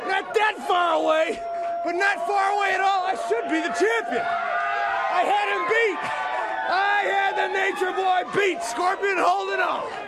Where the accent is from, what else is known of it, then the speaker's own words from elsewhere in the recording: Los Angeles, California, United States; I am from Venice Beach